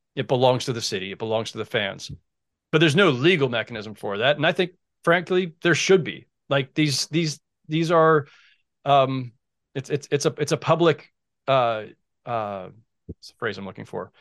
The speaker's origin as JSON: {"language": "English", "town": "San Jose", "region": "California", "country": "United States", "tie": "born or raised there", "also_born_or_lived": "Oakland", "said": "I grew up in San Jose"}